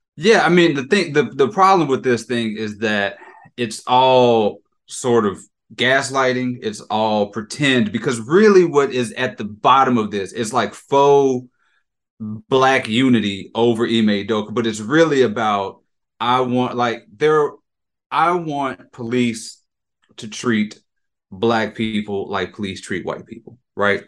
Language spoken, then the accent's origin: English; Jackson, Mississippi, United States; I'm from Jackson I'm from Mississippi